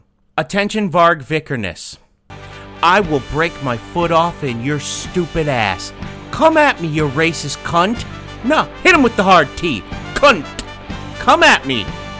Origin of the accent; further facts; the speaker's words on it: United States; we're American.